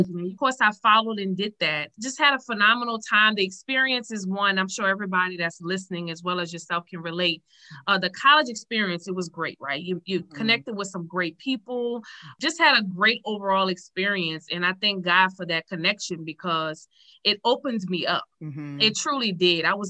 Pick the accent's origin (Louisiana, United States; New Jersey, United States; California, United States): Louisiana, United States; Metairie; now in West Monroe, United States; I'm from Metairie